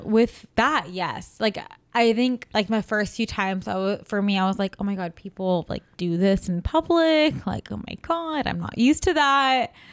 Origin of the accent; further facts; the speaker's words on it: California, United States; also born or lived in San Francisco; I'm from California